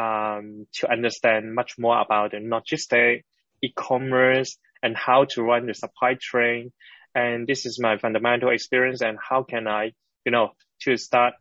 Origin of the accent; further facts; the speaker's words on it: Hong Kong; I born and raised in Hong Kong